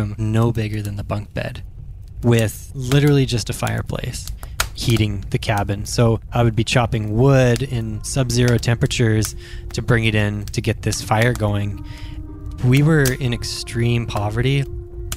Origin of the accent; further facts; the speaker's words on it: Prince George, British Columbia, Canada; I was born in Prince George in northern British Columbia, Canada